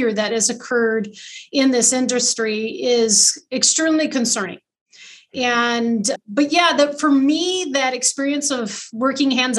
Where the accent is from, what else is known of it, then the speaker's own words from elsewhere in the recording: Carson City, Michigan, United States; I grew up in Carson City, so just a little north of Lansing